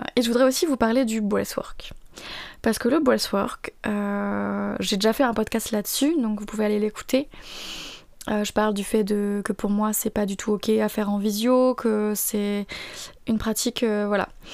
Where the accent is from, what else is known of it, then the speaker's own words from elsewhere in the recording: France; je suis française